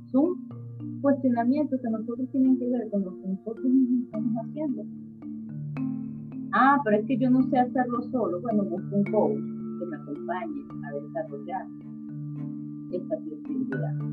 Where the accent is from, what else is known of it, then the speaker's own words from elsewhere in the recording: Venezuela; moved away; Qué tan flexible soy cuando me quedo en Venezuela. Qué tan flexible soy cuando salgo de Venezuela.